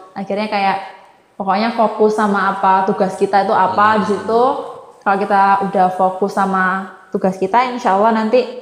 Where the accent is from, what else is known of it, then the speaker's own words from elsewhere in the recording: East Java, Indonesia; walaupun kita Jawa Timur kan bahasa